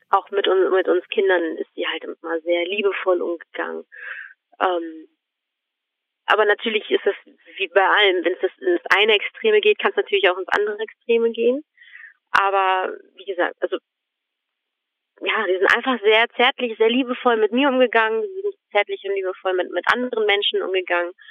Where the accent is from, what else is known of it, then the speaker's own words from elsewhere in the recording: Germany; born there; also born or lived in Croatia; ich bin tatsächlich hier in Deutschland auch geboren. Mhm. Und dann sind wir auch wieder zurück nach Kroatien.